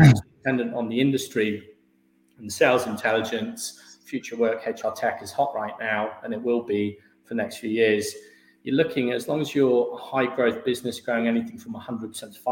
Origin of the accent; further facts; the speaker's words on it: Herefordshire, West Midlands, United Kingdom; moved away as an adult; now in London, United Kingdom; I'm from Herefordshire. We're quite an agricultural county